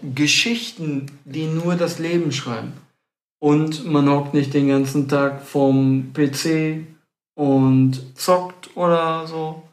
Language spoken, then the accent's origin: German; Stadtlohn, North Rhine-Westphalia, Germany; wir selber, wir kommen aus dem Kreis Borken, näher Ahaus, Stadtlohn